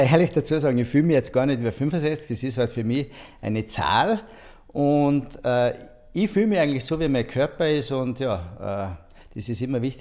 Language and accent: German; Saalbach-Hinterglemm, Salzburg, Austria; also born or lived in Saalfelden; Und ja, äh, weil bei uns hat es kein Spital gegeben damals und aufgewachsen in Saalbach-Hinterglem.